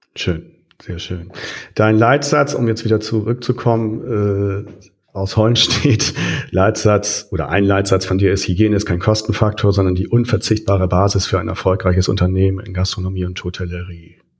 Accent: near Hollenstedt, Lower Saxony, Germany; das ja nur in meiner Nähe ist und ich da aufgewachsen bin in der Nähe

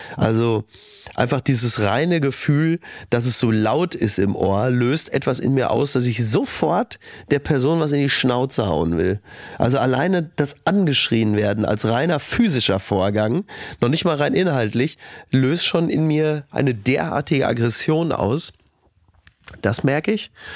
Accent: Kassel, Hesse, Germany; moved away; Wir kommen aus Kassel Brauxel

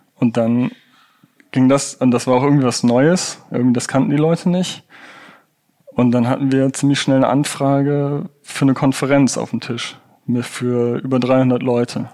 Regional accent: Rhineland, Germany; Ich bin ja auch aus dem Rheinland

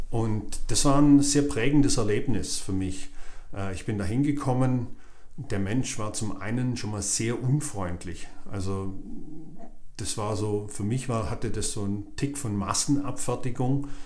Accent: Swabia, Germany; Dachte ich so, ja gut, ich bin Schwabe, ich spare auch ganz gern mal einen Euro.

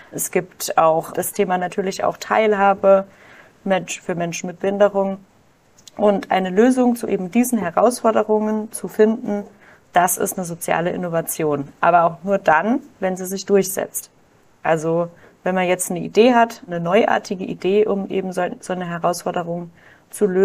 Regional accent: Kaiserslautern, Rhineland-Palatinate, Germany; Ich komme aus Kaiserslautern

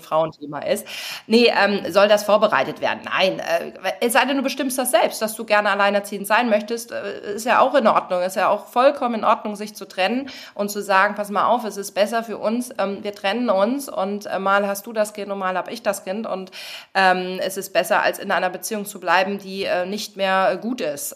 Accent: western Germany, Germany; ich bin ja auch im Westen groß geworden

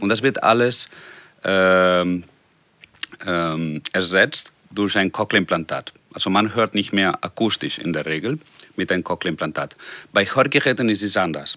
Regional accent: Barcelona, Catalonia, Spain; German is a second language; moved away as an adult; also born or lived in Hannover; nach Barcelona, nach meiner Heimat

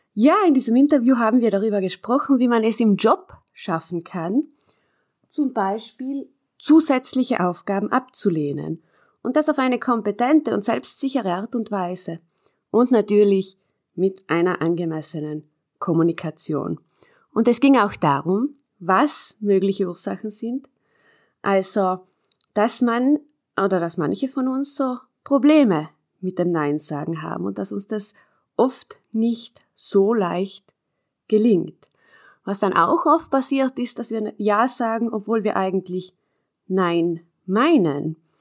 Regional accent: South Tyrol, Trentino-Alto Adige, Italy; bei uns in Südtirol

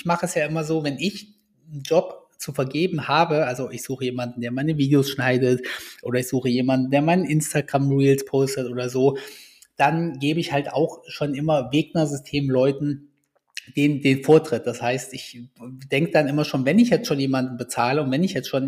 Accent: Kassel, Hesse, Germany; Hier kommen wir beide aus Kassel.

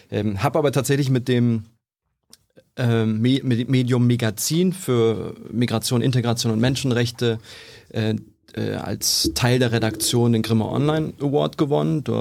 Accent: Krefeld, North Rhine-Westphalia, Germany; moved away; wir kommen beide aus NRW ursprünglich. Ich komme aus Krefeld

